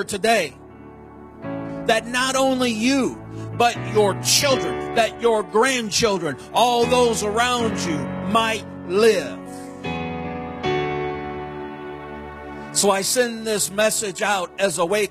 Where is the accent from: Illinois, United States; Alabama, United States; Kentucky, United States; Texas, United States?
Illinois, United States; St. Louis area, Illinois side, United States; moved away; I was born and raised in the St. Louis area on the Illinois side